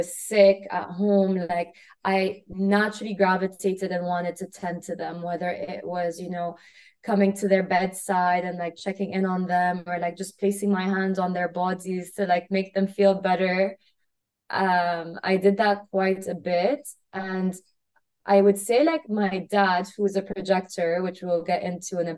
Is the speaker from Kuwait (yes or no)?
yes; Kuwait; moved away as an adult; I grew up in Kuwait. I grew up in a very small country, you know, right underneath Iraq, Saudi, on the Arabian Gulf. And I lived there for 18 years.